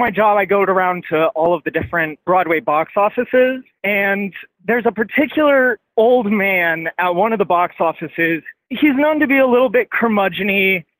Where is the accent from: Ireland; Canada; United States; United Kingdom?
Canada; And so he's got the whole box office in on the fact that I'm from Canada.